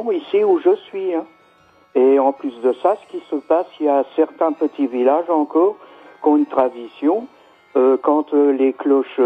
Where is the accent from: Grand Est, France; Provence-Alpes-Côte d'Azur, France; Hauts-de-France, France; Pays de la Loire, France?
Grand Est, France; Nancy; now in Matzenheim, France; je suis natif de Nancy.